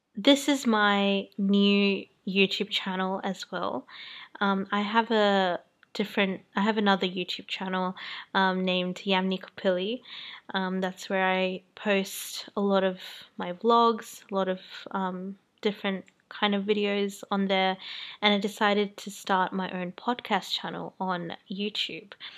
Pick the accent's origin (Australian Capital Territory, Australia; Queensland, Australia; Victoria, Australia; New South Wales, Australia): New South Wales, Australia; Sydney; also born or lived in New Zealand; I'm from Sydney, Australia, and I was brought up in New Zealand and I moved to Australia when I was 8 years old.